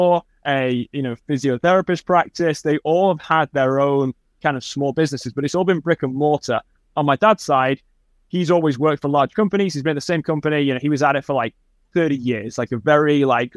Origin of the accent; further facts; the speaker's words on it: Manchester, North West England, United Kingdom; now in United States; I grew up in Manchester, England, which is in the northwest of England